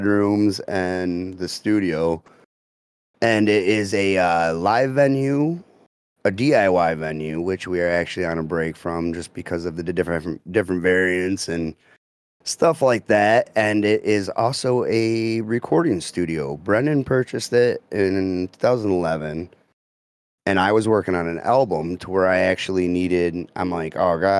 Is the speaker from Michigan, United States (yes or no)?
yes; Croswell, Michigan, United States; I'm from Croswell